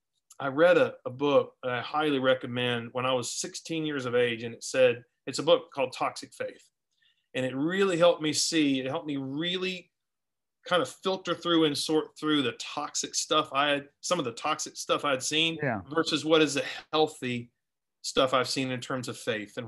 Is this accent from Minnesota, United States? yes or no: no; Orlando, Florida, United States; also born or lived in Tampa; we started off in Florida. So I was born in Tampa, raised in Orlando, and we moved everywhere.